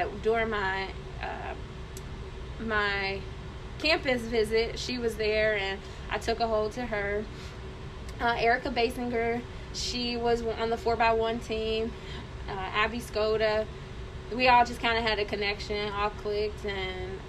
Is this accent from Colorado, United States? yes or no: no; Cincinnati, Ohio, United States; moved away as an adult; also born or lived in Columbus; I'm originally from Cincinnati, so coming up to Columbus was a new experience.